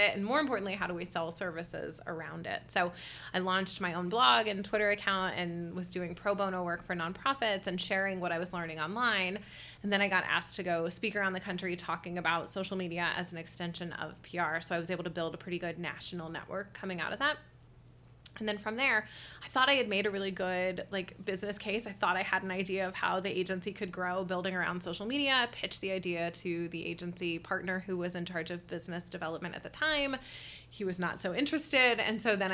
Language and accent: English; Westerville, Ohio, United States; also born or lived in Toledo, Ohio; I'm from Columbus. I'm from Westerville originally.